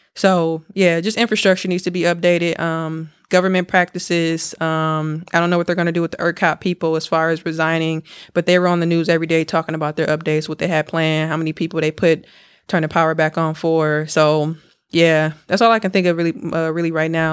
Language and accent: English; Milwaukee, Wisconsin, United States; moved away; I was back home, dog, in Milwaukee